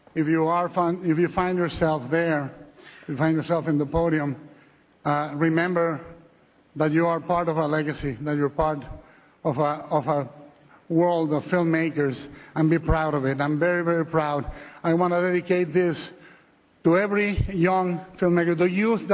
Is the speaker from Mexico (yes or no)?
yes; Mexico; Growing up in Mexico as a kid